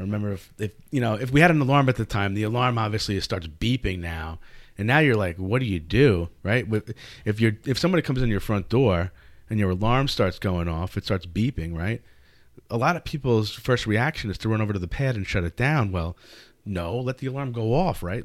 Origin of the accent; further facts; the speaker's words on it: Nesconset, New York, United States; I grew up actually directly in Nesconset